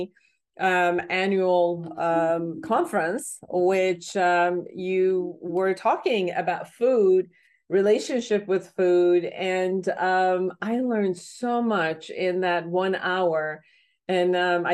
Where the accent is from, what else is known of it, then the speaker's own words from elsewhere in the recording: Iran; moved away; I'm originally from Iran